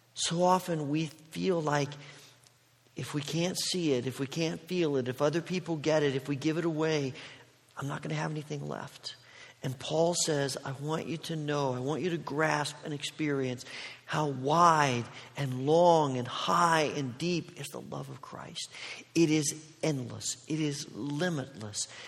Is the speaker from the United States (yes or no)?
yes; Indiana, United States; moved away as an adult; also born or lived in Oregon; I grew up in Indiana